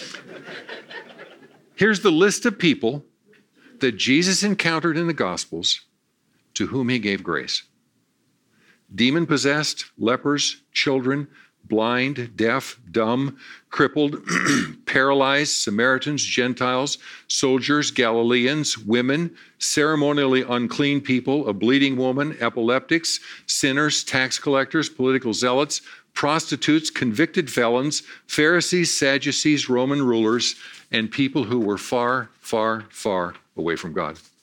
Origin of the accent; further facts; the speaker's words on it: Valentine, Nebraska, United States; I was born in Valentine, Nebraska